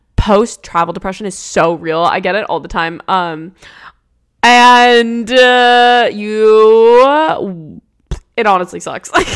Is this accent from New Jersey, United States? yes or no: yes; New Jersey, United States; now in West Coast, United States; I'm from New Jersey. I loved growing up there.